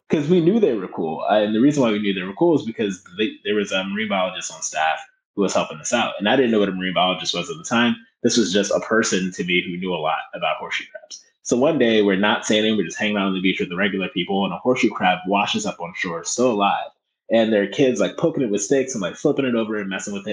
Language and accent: English; Philadelphia, Pennsylvania, United States; i grew up in North Philadelphia